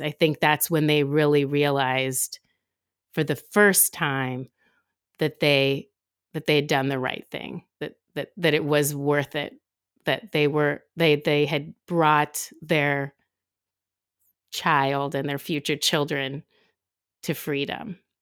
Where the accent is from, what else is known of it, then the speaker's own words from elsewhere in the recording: San Francisco, California, United States; also born or lived in Oakland; when we moved from Oakland to San Francisco, my mom was looking for a school for me